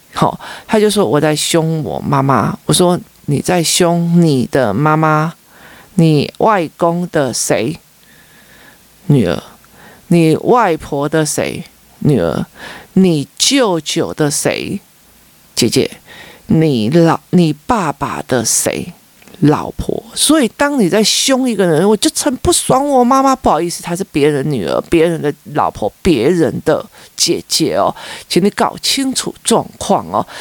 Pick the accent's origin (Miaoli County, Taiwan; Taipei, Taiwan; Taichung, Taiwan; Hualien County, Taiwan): Taipei, Taiwan; 我是台北市市民，我是台湾的国民，哈，我是台湾人